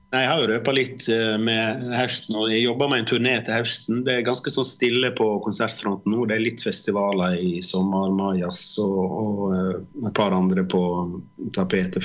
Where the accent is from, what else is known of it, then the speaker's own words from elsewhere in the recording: Årdalstangen, Vestland, Norway; now in Oslo, Norway; når jeg vokste opp oppe på Sletterust eller Tyen og, altså, med vidde